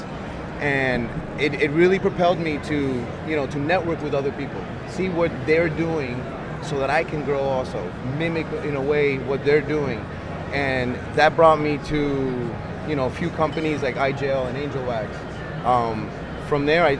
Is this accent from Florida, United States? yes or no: yes; Miami, Florida, United States; I'm down from Miami, borderline Broward County, Dade County